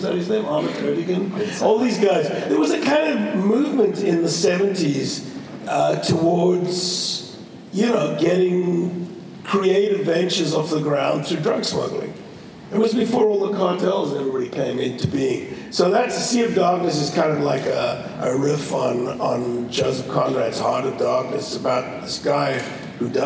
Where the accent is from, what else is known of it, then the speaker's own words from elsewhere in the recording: Cape Town, Western Cape, South Africa; moved away as an adult; also born or lived in London; I grew up in South Africa because my mother went to live down there after the war